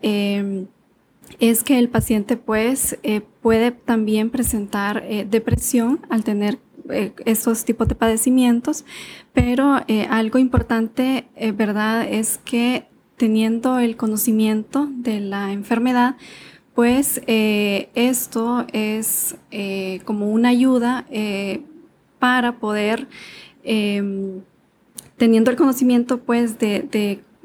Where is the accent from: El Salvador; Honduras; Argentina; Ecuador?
Honduras; sí soy médico hondureño